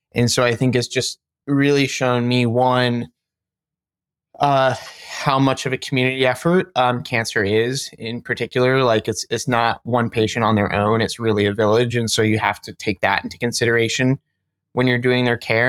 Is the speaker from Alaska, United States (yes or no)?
no; Cincinnati, Ohio, United States; now in Columbus, United States; I grew up in Cincinnati